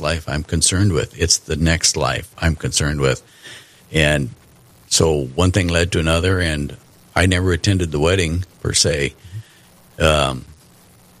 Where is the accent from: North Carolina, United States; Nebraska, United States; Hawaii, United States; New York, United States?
Nebraska, United States; Callaway; I was born in Callaway, Nebraska.